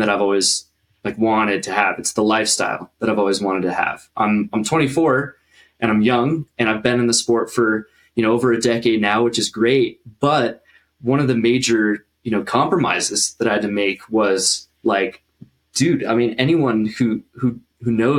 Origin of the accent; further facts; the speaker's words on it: Denver, Colorado, United States; moved away as an adult; also born or lived in Summit County, Colorado; now in Utah, United States; I've been living in Colorado my whole life. I was born in Denver. I was raised up there